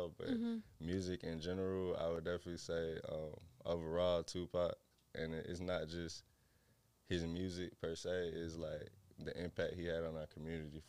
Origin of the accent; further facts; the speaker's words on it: Decatur, Georgia, United States; also born or lived in Riverdale, Georgia; I'm from Decatur.